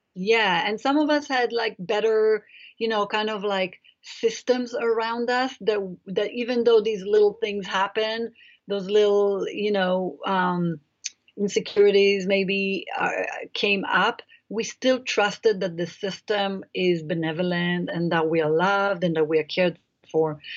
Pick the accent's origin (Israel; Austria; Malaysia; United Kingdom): Israel; moved away; I grew up in Israel um, in a kibbutz